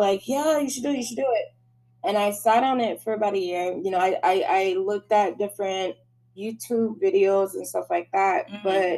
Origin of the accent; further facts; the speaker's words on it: Michigan, United States; I'm from Michigan, and as you guys know, I just love to do makeup